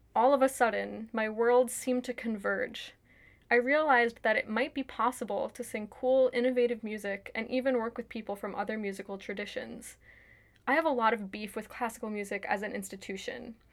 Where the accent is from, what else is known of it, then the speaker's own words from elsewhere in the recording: New York, United States; now in Washington, D.C. area, United States; I grew up in New York, currently live outside of Washington, D C